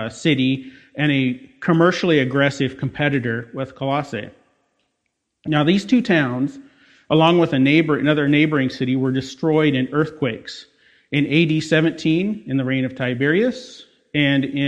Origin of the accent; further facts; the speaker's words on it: Des Moines, Iowa, United States; I was born and raised in Des Moines